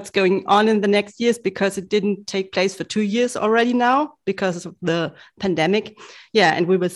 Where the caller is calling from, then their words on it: Munich, Bavaria, Germany; because I'm living in Munich and I think everybody in the whole world knows what's happening in Munich every autumn.